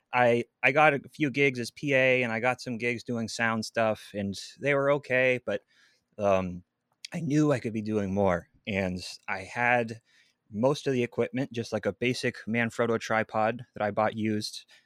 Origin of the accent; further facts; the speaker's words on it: Seattle, Washington, United States; also born or lived in Redmond, Washington; I'm from Seattle, Washington